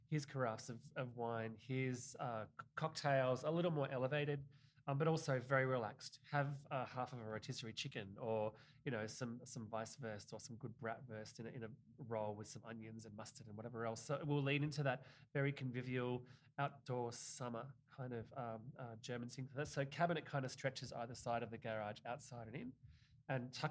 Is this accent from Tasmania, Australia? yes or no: yes; Tasmania, Australia; also born or lived in Victoria; I moved all over Australia. I grew up in Tasmania, which is the bottom state of Australia, very much like the Vermont of Australia, but but like uh, an island.